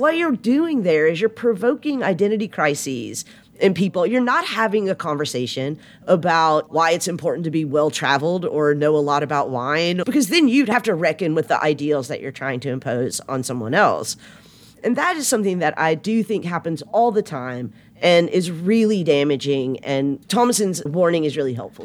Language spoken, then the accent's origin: English; the South, Southern United States, United States; accent: Southern; I have a Southern accent